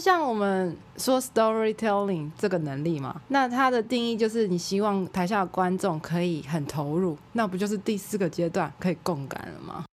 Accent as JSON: {"language": "Chinese", "country": "Taiwan", "said": "我们台湾人"}